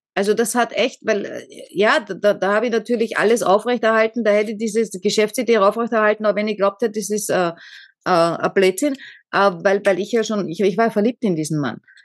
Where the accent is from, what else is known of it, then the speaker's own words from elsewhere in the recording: Austria; Also ich bin jetzt erst einmal weg aus Österreich, da war ich was, 19?